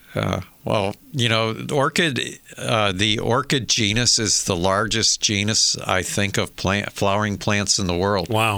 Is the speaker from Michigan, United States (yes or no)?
yes; Michigan, United States; I remember as a kid growing up in Michigan